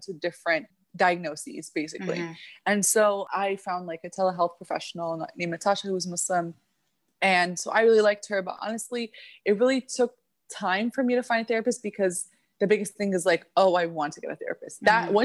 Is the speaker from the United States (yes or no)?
yes; Midwest, United States; also born or lived in Egypt / Middle East; now in South Florida, United States; I was born in the Middle East, but I was raised in the Midwest